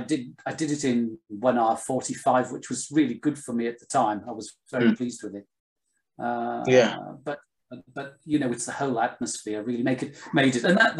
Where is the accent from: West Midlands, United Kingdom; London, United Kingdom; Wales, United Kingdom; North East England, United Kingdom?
North East England, United Kingdom; you know, I'm from here. I grew up in North Northumberland. That's just the family I'm from, really.